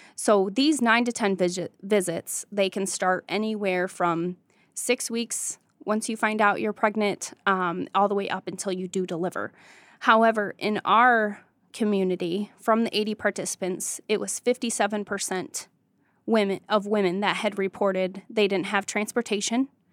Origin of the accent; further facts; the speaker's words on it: Jonesville, Michigan, United States; I grew up in Jonesville, Michigan.